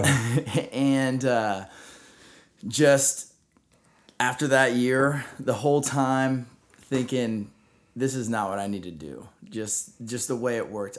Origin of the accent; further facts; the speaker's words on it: Rockwall, Texas, United States; I grew up in Rockwall, Texas